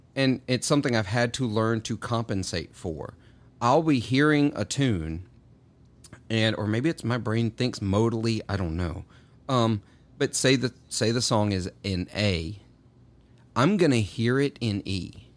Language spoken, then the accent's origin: English; Clarksdale, Mississippi, United States; moved away as an adult; also born or lived in Murfreesboro, Tennessee; I grew up in Clarksdale, Mississippi